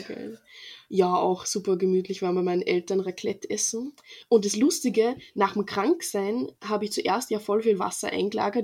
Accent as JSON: {"language": "German", "town": "Freistadt", "region": "Upper Austria", "country": "Austria", "said": "weil wir haben so einen Verein bei uns in Freistadt"}